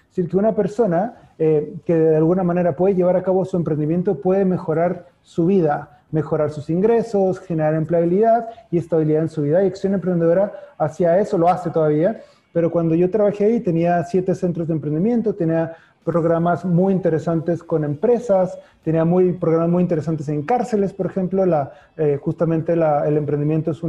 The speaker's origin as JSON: {"language": "Spanish", "region": "Chihuahua", "country": "Mexico", "also_born_or_lived": "Monterrey, Mexico / Concepción, Chile", "moved": "as an adult", "lives_now": "Chile", "said": "Yo soy de Chihuahua, así que también puede darte risa del estado del norte que se llama como el perrito, pero sí, yo soy del norte de México"}